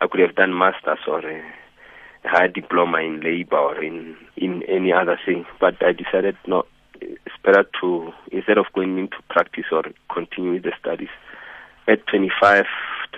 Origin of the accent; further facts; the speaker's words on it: village near Polokwane, Limpopo, South Africa; moved away as an adult; also born or lived in Johannesburg, South Africa; I was born in the village just outside Pilisbeck, Ramalepo, outside Bolokwane, 1972. That is 47 years ago. Yeah, I went to school there, finished primary and high school there